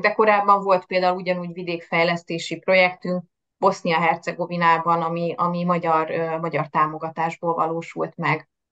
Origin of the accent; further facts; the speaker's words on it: Pécs, Baranya, Hungary; moved away as an adult; also born or lived in Budapest; now in Veszprém, Hungary; nem Veszprémi vagyok, hanem Pécsről származom